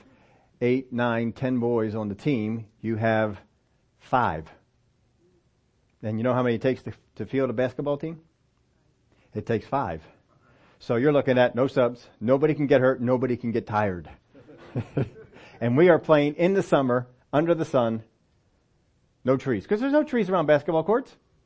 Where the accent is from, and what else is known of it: Pennsylvania, United States; moved away as an adult; also born or lived in Oklahoma